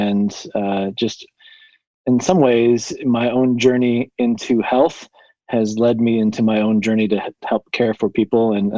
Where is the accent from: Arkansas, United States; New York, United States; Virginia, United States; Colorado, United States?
Colorado, United States; So I come from Colorado. I live in a small town called Monument, about 7,000-8,000 people, and just love kind of the small town vibe, really close to Denver and Colorado Springs